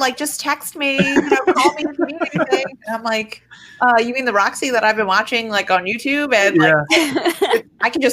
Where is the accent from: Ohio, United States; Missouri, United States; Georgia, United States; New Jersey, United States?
New Jersey, United States; I'm from New Jersey